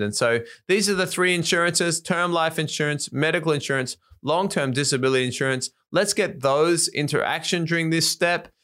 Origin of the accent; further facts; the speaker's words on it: Australia; moved away as an adult; now in Japan; I was from Australia, lived in Japan